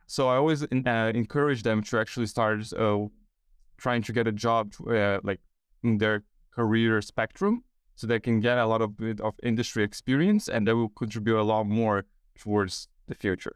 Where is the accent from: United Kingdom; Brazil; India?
Brazil; São Paulo; moved away as an adult; now in Australia; I was born and raised in São Paulo, Brazil